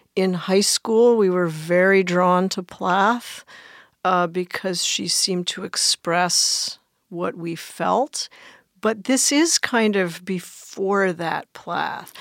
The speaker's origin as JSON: {"language": "English", "country": "United States", "tie": "born or raised there", "also_born_or_lived": "Belleville, Illinois", "moved": "yes", "lives_now": "Hawaii, United States", "said": "I grew up in the D C suburbs"}